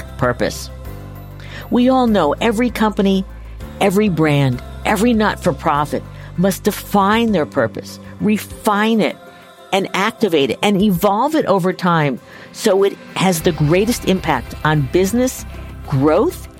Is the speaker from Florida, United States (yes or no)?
no; Long Island, New York, United States; moved away; I'm an ex-New Yorker. I grew up in New York, grew up on Long Island.